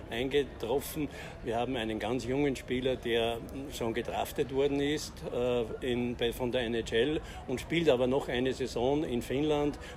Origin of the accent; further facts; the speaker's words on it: Linz, Upper Austria, Austria; Ich bin aus Linz vom äh, Fanclub Powerplay Black Wings Linz